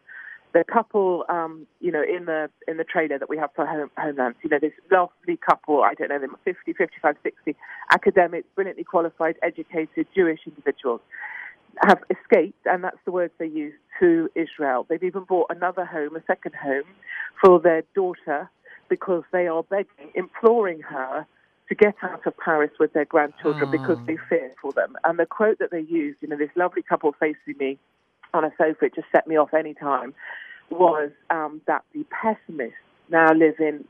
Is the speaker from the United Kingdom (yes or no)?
yes; United Kingdom; I'm terribly British about these things